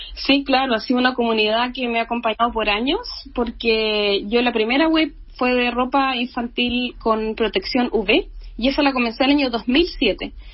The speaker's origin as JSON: {"language": "Spanish", "town": "Valdivia", "region": "Los Ríos", "country": "Chile", "said": "yo soy de regiones, soy de Valdivia"}